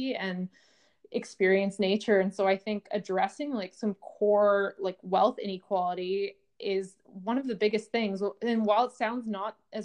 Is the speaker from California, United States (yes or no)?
yes; California, United States; growing up in California